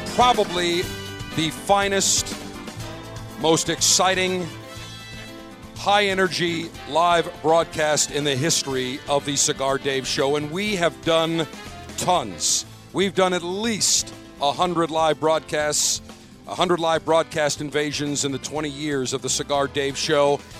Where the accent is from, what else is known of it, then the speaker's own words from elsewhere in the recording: Buffalo, New York, United States; moved away; back in my hometown